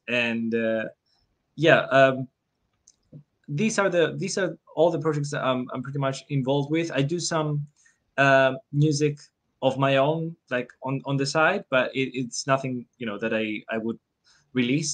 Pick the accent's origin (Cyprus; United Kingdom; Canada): Cyprus; I'm from Cyprus